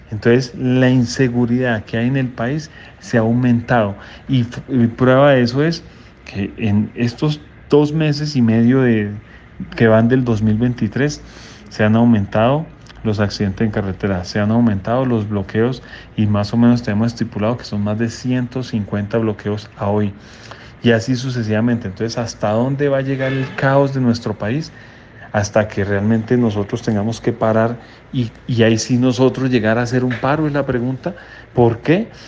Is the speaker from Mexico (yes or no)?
no; Colombia